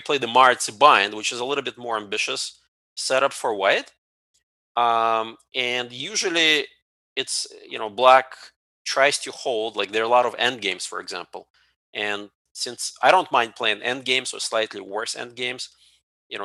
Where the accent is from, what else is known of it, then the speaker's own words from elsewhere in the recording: Ukraine; now in United States; I was born in the Ukraine part of USSR